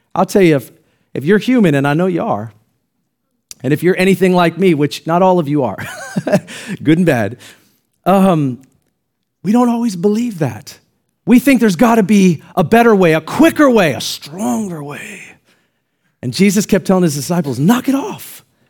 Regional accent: United States; I'm glad that I'm an American

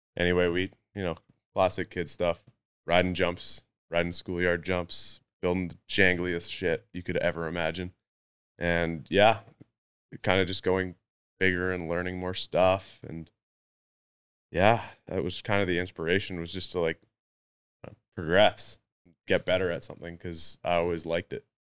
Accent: North Vancouver, British Columbia, Canada; never moved away, been here my whole life, and, uh, yeah, kind of a product of the environment, you know, mountain biking and ice hockey and, yeah, just the usual North Shore kid

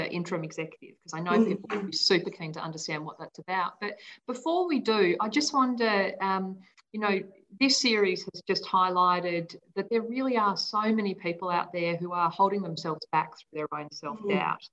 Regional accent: Hong Kong; moved away; I grew up in Hong Kong

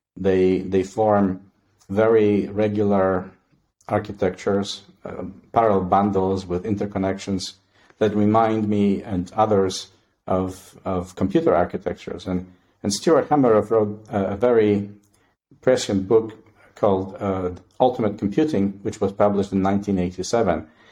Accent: Poland; moved away as an adult; now in Canada; I was born and raised in Poland, and uh, I did my undergraduate studies there

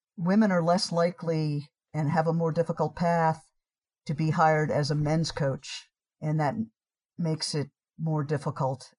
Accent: New York City, New York, United States; moved away as an adult; also born or lived in Poughkeepsie; now in Washington, D.C., United States; I grew up in New York City

